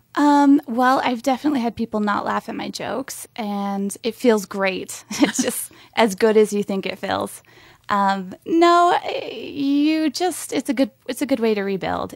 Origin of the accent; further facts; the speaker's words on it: Montana, United States; moved away; I'm from Montana originally, and I was, I shudder when I say it, I was homeschooled